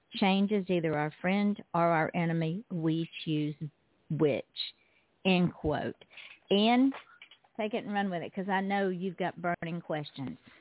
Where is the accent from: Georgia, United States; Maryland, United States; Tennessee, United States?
Georgia, United States; moved away; I am originally from Georgia